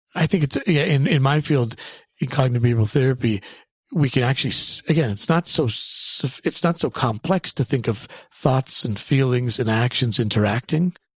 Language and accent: English; Canada; I grew up in Canada